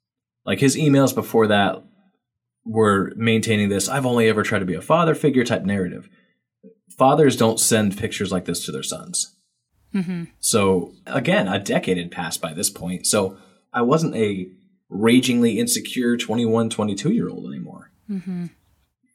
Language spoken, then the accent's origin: English; New England, United States; I'm from New England. And, you know, grew up a Boston Red Sox fan like everybody else is forced to when they're from New England